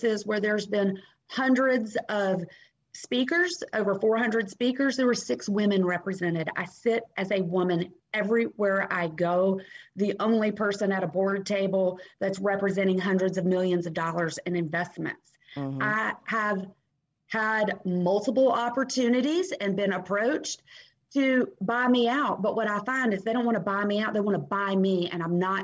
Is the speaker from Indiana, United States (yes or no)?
no; Nashville, Tennessee, United States; I grew up Southern in Nashville, Tennessee